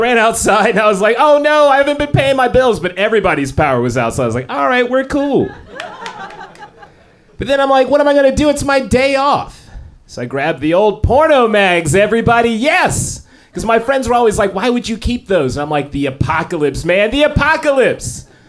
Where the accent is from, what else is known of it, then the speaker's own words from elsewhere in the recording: Los Angeles, California, United States; What's up, Portland? Yes! I am from Los Angeles.